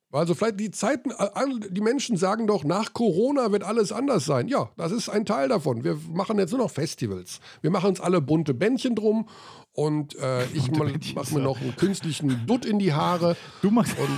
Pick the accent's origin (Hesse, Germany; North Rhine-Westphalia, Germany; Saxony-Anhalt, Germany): North Rhine-Westphalia, Germany; Hagen; Gut, das ist für mich relativ einfach, weil er aus meiner Heimatstadt kommt.